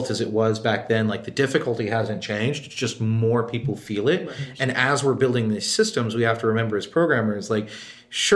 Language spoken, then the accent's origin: English; Texas, United States; now in New York City, United States; growing up in Texas, you know, pretty far south down